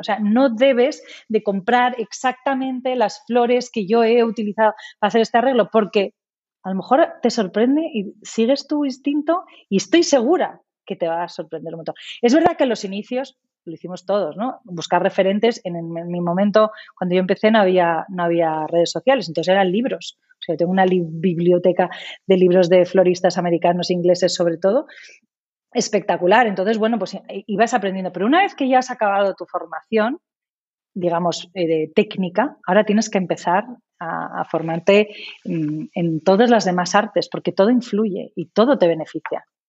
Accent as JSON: {"language": "Spanish", "country": "Spain", "also_born_or_lived": "England", "said": "yo recuerdo cuando estábamos internos en Inglaterra y fíjate que siendo medio inglesa sí que echaba de menos España"}